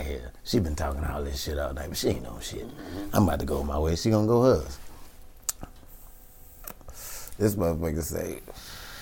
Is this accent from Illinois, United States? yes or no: yes; Chicago, Illinois, United States; I'm from Chicago